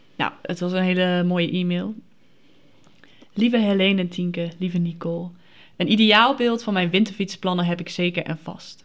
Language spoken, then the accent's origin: Dutch; Friesland, Netherlands; ik kom uit Friesland, dus dat is dan ongeveer 100 kilometer